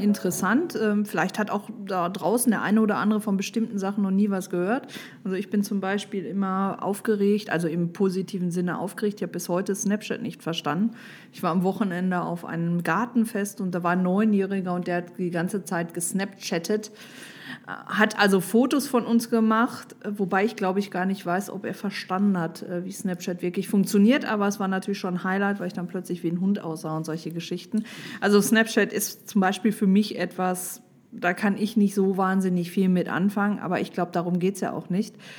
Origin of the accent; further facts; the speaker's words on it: Düsseldorf, North Rhine-Westphalia, Germany; ich komme aus Düsseldorf